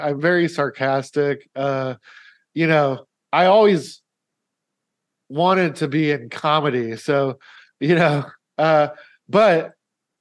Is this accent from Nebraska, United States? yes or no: yes; Omaha, Nebraska, United States; I was living in Omaha, which is my hometown